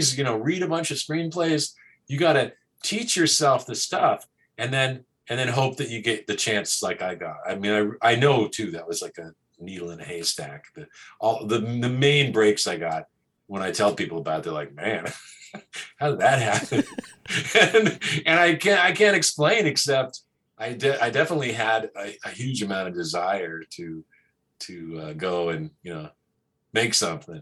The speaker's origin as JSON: {"language": "English", "area": "the Northwest", "region": "Pacific Northwest", "country": "United States", "also_born_or_lived": "Portland, Oregon", "moved": "as an adult", "lives_now": "Los Angeles, United States", "said": "I'm from the Northwest originally"}